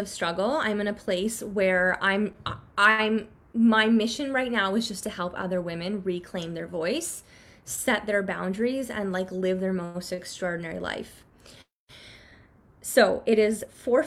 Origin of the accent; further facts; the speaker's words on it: Canada; I grew up in Canada, and Canadians are like pretty conservative or not as like flashy about our money